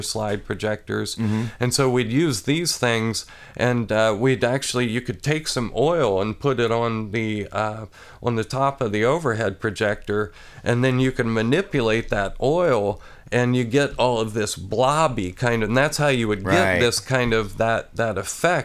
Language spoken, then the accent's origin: English; Athens, Ohio, United States; also born or lived in Xenia, Ohio; I moved here when I was 3, and I grew up on a large farm outside of Athens